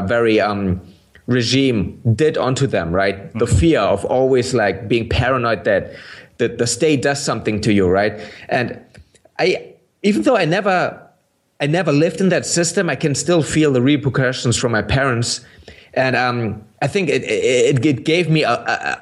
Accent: Berlin, Germany; English is a second language; I didn't grow up in East Germany. I grew up in West Berlin.

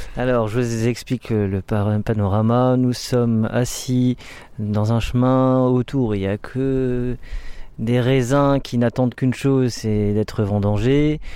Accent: Alsace, Grand Est, France; je suis un Alsacien

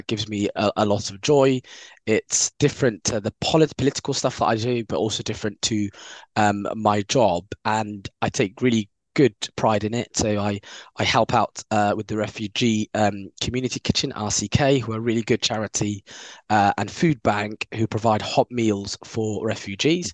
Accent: London, United Kingdom; I live in South London now, but I'm from West London

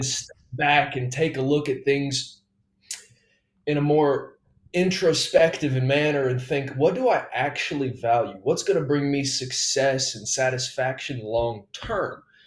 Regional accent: Texas, United States; moved away as an adult; also born or lived in Georgia; now in Alabama, United States; I lived in Texas from ages seven to nineteen

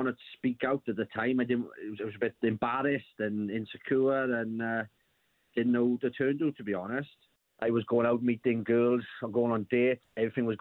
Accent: South Wales, United Kingdom; we're from South Wales

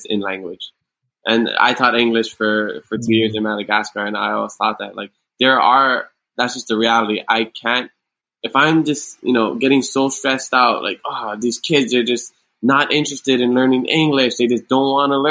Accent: Hawaii, United States; Growing up in Hawaii

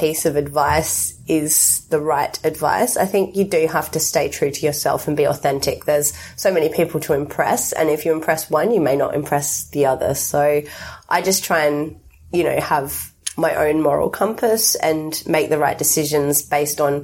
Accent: Australia; now in United Kingdom; I'm Australian, but I live in the UK

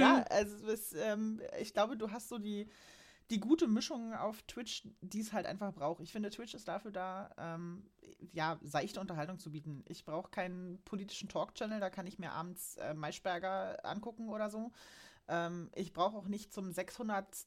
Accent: Berlin, Germany; now in Saxony-Anhalt, Germany; Ich komme nämlich eigentlich aus Berlin

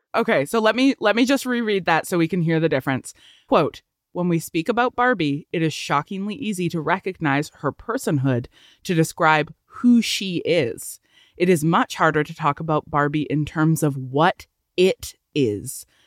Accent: Canada; we're Canadian

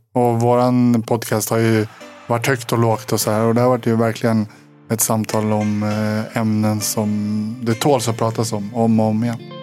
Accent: Sweden; som svensk

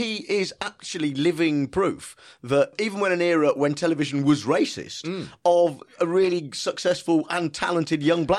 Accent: Midlands, United Kingdom; I'm from the Midlands

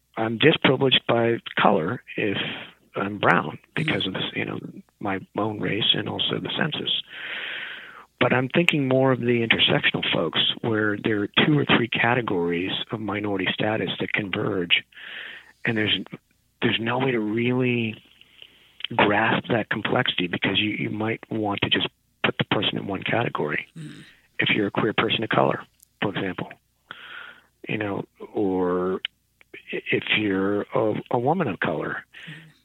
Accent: a small rural town in California, United States; I'm Indian American. From my parents from India, in a small rural town in California.

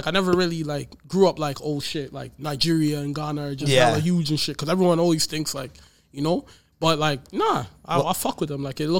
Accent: Courtice, Ontario, Canada; I'm from a little town. Like, I'm from Curtis.

